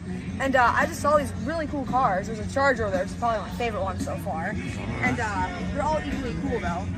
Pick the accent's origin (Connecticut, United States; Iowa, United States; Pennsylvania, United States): Iowa, United States; Iowa City; I am from Iowa City, not too far from here.